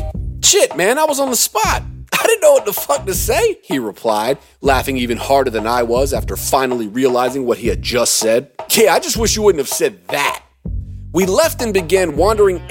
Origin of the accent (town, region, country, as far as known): Durham, North Carolina, United States; born or raised there; moved away as an adult; also born or lived in New York